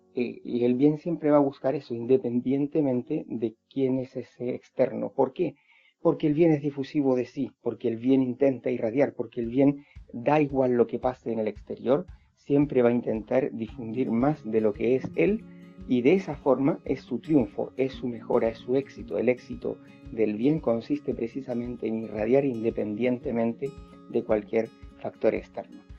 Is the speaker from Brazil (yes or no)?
no; Chile; nací en Chile, soy español y soy chileno y vivo aquí en Chile